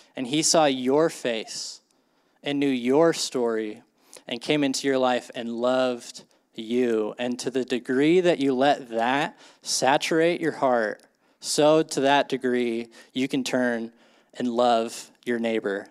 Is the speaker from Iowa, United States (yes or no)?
yes; Ames, Iowa, United States; I grew up in Ames, Iowa, like a pretty normal suburban, uh, childhood